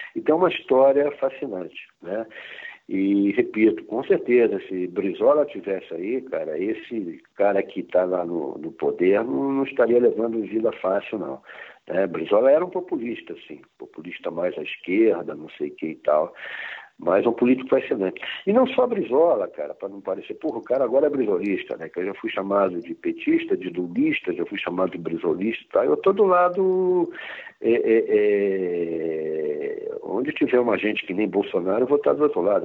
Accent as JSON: {"language": "Portuguese", "region": "Rio de Janeiro", "country": "Brazil", "moved": "as an adult", "said": "eu sou do Rio"}